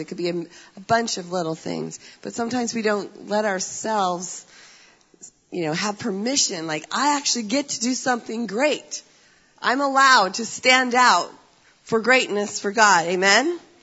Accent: United States; I'm an American

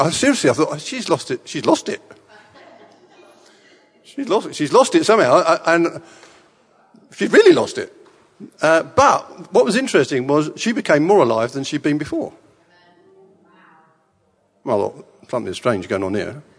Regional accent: England, United Kingdom; born in England, and I was a Boy Scout

